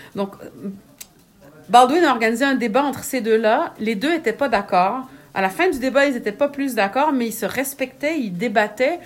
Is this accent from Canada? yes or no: yes; Quebec, Canada; also born or lived in France; je suis née au Québec, j'ai grandi au Québec, j'ai bon, vécu quelques années en France